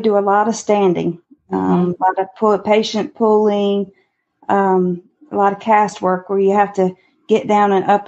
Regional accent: Eden, North Carolina, United States; now in Goldsboro, United States; I'm originally from Eden, North Carolina

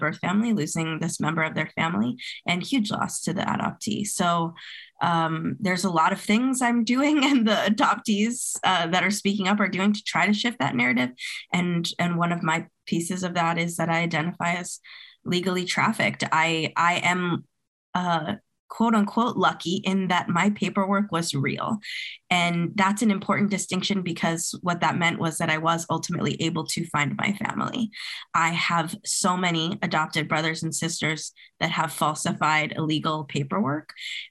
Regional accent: New England, United States; also born or lived in Colombia; I was legally trafficked from Colombia as an infant, raised by a white adoptive family system in New England

